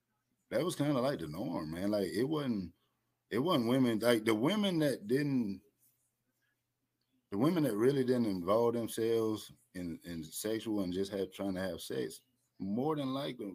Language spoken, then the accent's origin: English; Atlanta, Georgia, United States; I'm from Atlanta, the Atlanta area.